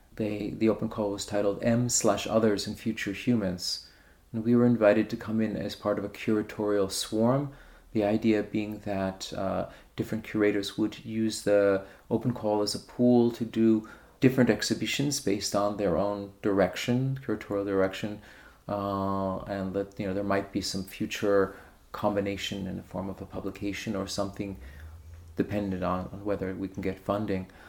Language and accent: English; New York, United States; moved away as an adult; now in Berlin, Germany; I'm originally from New York, but I moved to Berlin in 1998